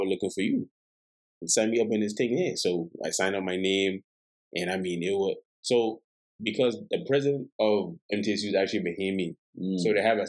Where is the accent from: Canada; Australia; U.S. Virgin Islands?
U.S. Virgin Islands; oh, I'm from St. Thomas.